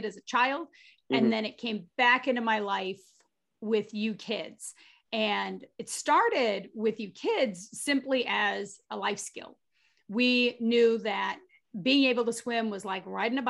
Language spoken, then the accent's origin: English; Gardena, California, United States; moved away; also born or lived in Massachusetts; I grew up in a small town south of Inglewood, California. I grew up in Gardena.